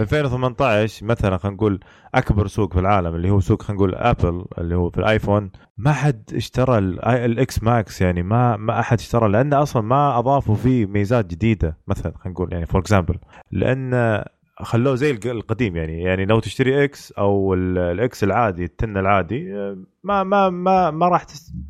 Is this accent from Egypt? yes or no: no; Saudi Arabia; عندنا بالسعوديه